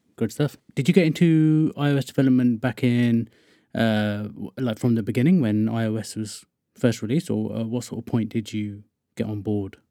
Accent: Wokingham, South East England, United Kingdom; I'm from Wokingham, which is just sort of west of London.

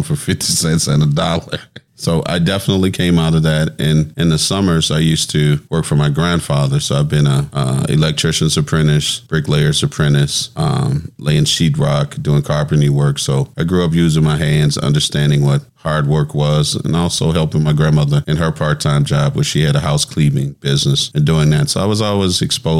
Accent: New Orleans, Louisiana, United States; also born or lived in Natchez, Mississippi; Originally from New Orleans. Grew up between New Orleans and Natchez, Mississippi. Went to graduated high school, actually, out of North Natchez High School

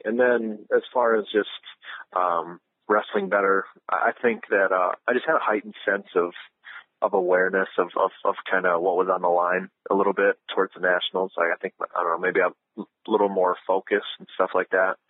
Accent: Ohio, United States; growing up in Ohio

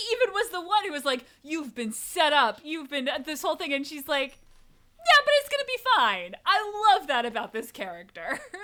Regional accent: New England, Connecticut, United States; I grew up in New England. I lived in Connecticut

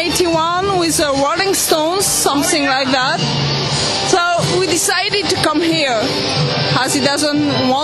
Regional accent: Paris, Île-de-France, France; English is a second language; Well, from Paris, in France.

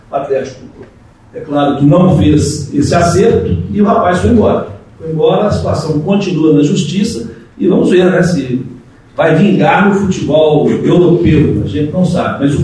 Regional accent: Sete Lagoas, Minas Gerais, Brazil; eu sou de Sete Lagoas

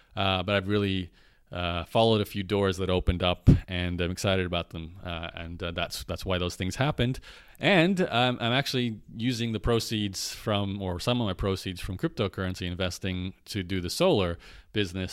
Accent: Brisbane, Queensland, Australia; also born or lived in Canada; now in Lviv, Ukraine; Brisbane, where I was born in Australia

